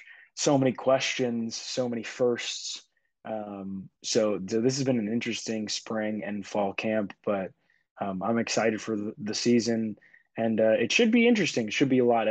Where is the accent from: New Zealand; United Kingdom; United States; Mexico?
United States; Newport News, Virginia; So I am 23. I grew up in Newport News, Virginia.